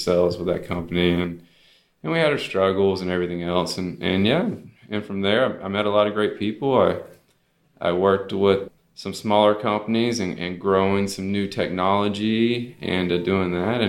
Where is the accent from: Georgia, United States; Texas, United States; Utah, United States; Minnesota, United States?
Texas, United States; Houston; I grew up in Houston, basically in the suburbs, southeast side.